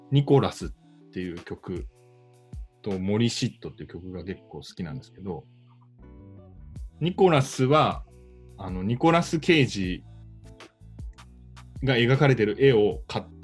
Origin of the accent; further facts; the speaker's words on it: Fukuoka, Japan; いや、地元は福岡で、まあ今、そう、今住んで